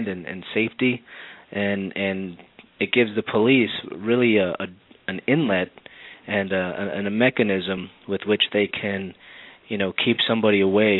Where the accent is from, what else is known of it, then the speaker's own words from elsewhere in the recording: Wauconda, Illinois, United States; also born or lived in Miami, Florida; I grew up in Wakanda, Illinois, up in Lake County